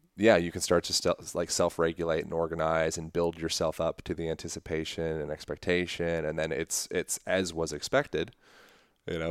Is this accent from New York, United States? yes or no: no; Lancaster, Pennsylvania, United States; moved away; I was born in Lancaster, Pennsylvania, Amish